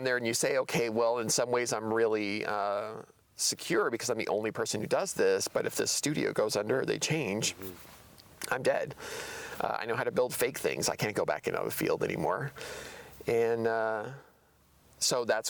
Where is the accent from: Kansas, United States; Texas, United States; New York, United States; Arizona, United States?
Arizona, United States; Tucson; moved away as an adult; now in Portland, United States; I grew up in Arizona